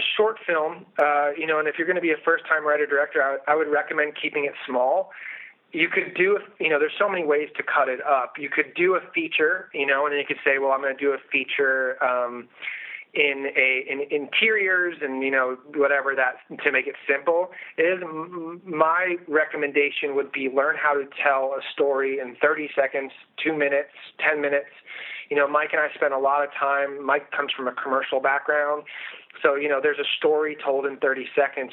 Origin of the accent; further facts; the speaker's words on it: Outer Banks of North Carolina, United States; I grew up in Outer Banks of North Carolina.